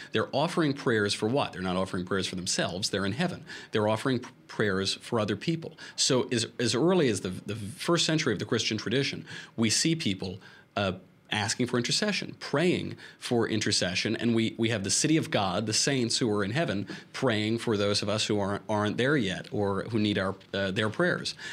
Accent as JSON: {"language": "English", "region": "New York", "country": "United States", "said": "I'm from New York"}